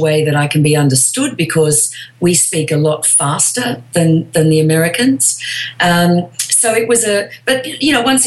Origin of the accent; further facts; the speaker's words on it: Australia; moved away as an adult; now in Los Angeles, United States; I'm from Australia